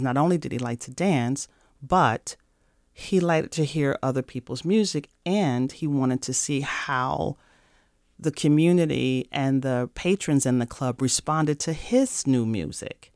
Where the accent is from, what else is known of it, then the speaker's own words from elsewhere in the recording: St. Louis, Missouri, United States; moved away as an adult; now in Minnesota, United States; I'm from Saint Louis, Missouri